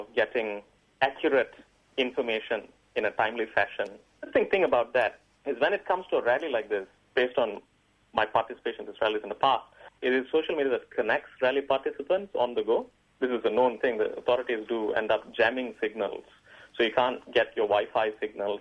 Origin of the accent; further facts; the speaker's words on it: Malaysia; now in Melbourne, Australia; Malaysians who are based overseas now